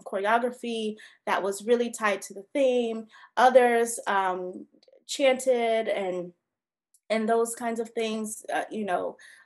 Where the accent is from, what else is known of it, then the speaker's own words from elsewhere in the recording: Georgia, United States; I'm from Georgia